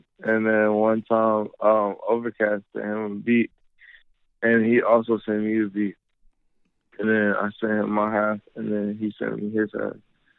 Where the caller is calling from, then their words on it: Charlotte, North Carolina, United States; Charlotte, North Carolina.